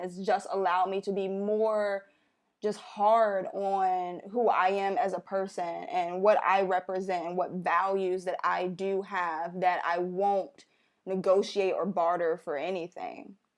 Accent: Chicago, Illinois, United States; moved away as an adult; also born or lived in Philadelphia; now in New York City, United States; I'm from Chicago, born and raised

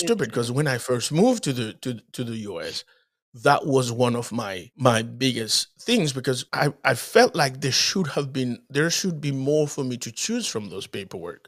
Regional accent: Dominican Republic; moved away; also born or lived in Haiti; I was born in Haiti, grew up in the Dominican Republic.

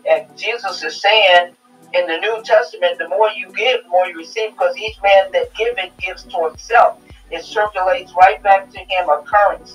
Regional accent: New York, United States; I was a kid growing up in New York

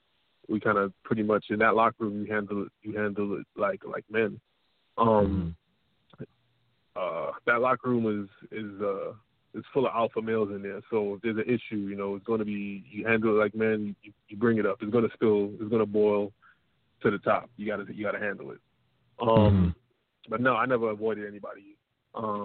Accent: New York City, New York, United States; I'm from Parkside to Darkside

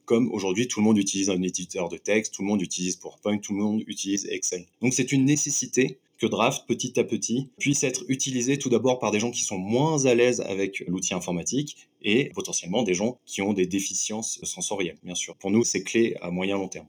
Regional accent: France; je suis français et j'étais basé en France

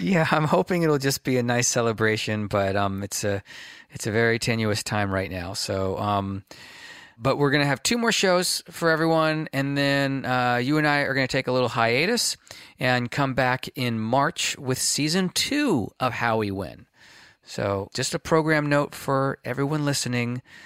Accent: California, United States; being a Californian, uh, and a, a California-based activist

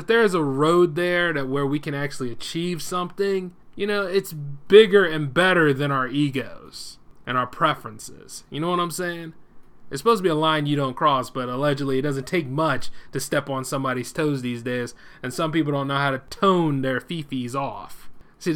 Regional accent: United States; we as the American people

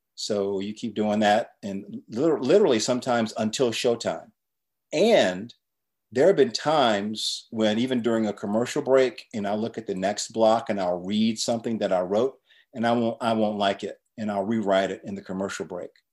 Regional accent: Chapel Hill, North Carolina, United States; I grew up in Chapel Hill, North Carolina

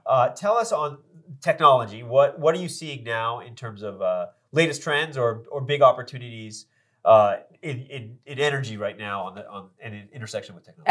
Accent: Andover, Massachusetts, United States; I grew up in Andover

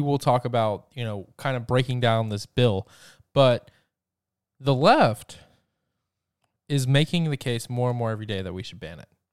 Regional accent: Georgia, United States; my home state of Georgia

